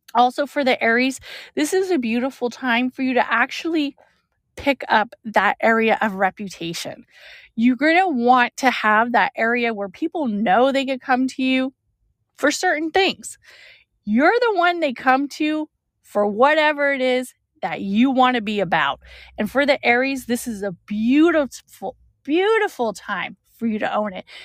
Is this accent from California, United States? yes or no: yes; California, United States; I'm from California